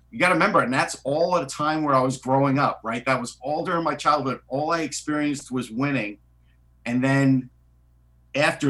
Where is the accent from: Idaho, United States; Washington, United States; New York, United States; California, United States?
New York, United States; Long Island; if you grew up on Long Island like I did